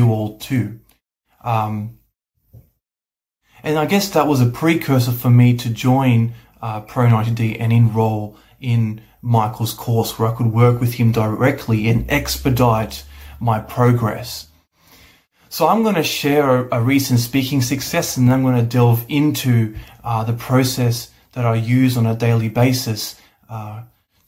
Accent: Australia; I'm from Australia.

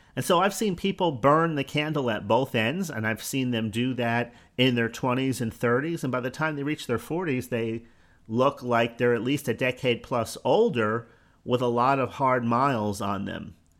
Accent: Newark, New Jersey, United States; Born in Newark, New Jersey, which really isn't that far from New York

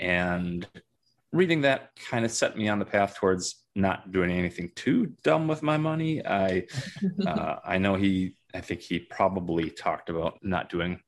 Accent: Minnesota, United States; I grew up in Minnesota, went to undergrad and medical school at the University of Minnesota

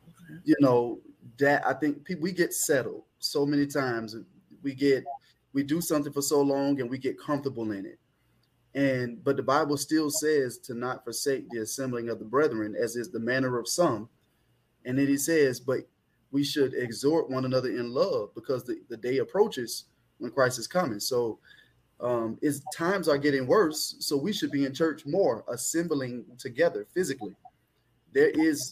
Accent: Jacksonville, Florida, United States; moved away as an adult; now in Miami, United States; I was born and raised in Jacksonville, Florida

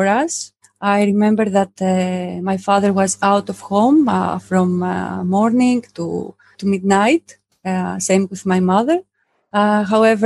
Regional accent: southern Greece, Greece; moved away; I'm from Greece. I grew up in a small village in the south of Greece

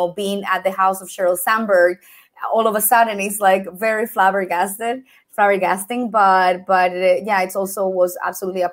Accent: Colombia; moved away as an adult; now in Europe; I have been living now in Europe for about 15 years, but I am originally from Colombia

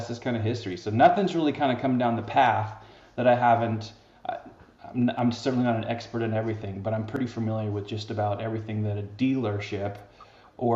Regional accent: the Northwest, Pacific Northwest, United States; also born or lived in Seattle, Washington; I'm originally from the Northwest

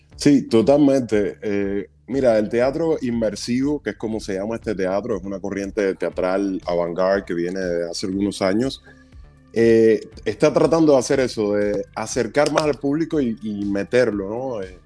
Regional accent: Cuba; moved away; como soy cubano, tengo acento, hablo inglés, pero con mucho acento

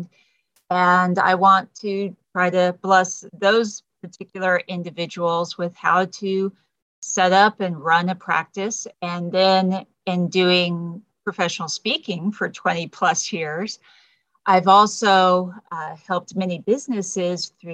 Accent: Texas, United States; moved away as an adult; also born or lived in California; I'm native Texan

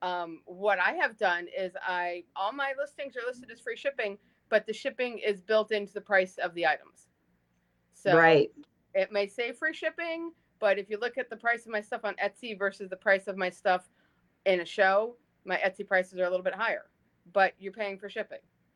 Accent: New Jersey, United States; I grew up in South Jersey

